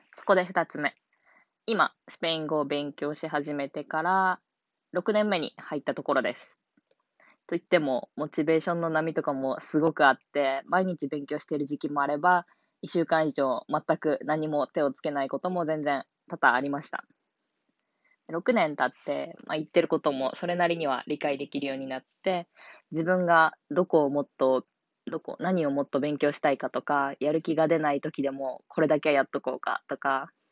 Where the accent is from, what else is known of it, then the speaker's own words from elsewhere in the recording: Hiroshima, Japan; 私は広島県の出身で